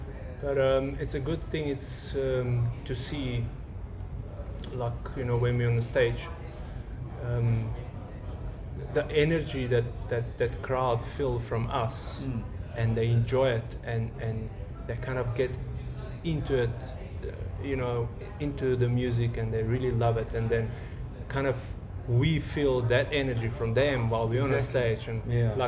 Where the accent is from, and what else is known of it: North Macedonia; now in South Africa